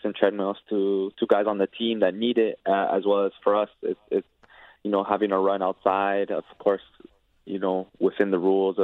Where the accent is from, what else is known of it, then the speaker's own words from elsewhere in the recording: Toronto, Ontario, Canada; my hometown city